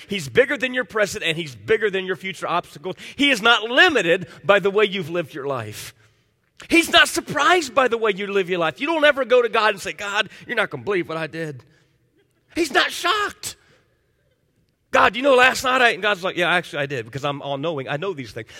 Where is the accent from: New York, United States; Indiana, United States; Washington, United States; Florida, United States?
Florida, United States; Miami; moved away; I grew up in Miami as a kid